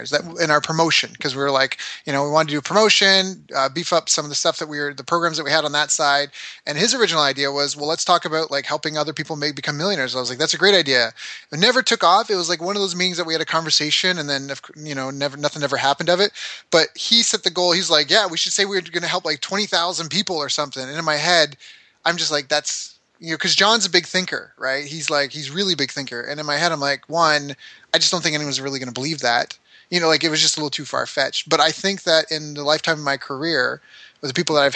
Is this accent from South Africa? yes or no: no; Canada; I'm a Canadian who's traveled the world, lived all over.